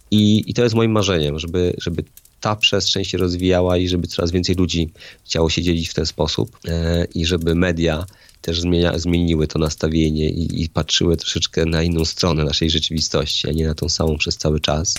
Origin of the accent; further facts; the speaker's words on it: Poland; jestem z Polski, więc mam prawda, pewne kulturowe, religijne jakieś tam fundamenty